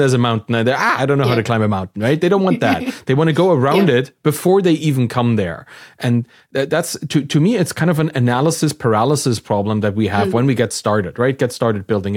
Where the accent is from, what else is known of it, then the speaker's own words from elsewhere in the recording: Germany; I'm from Germany